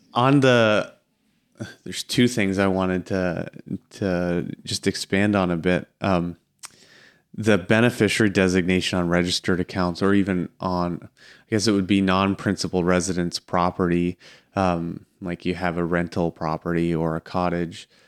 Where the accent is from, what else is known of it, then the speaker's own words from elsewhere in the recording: near Strathroy, Ontario, Canada; I grew up out near Strathroy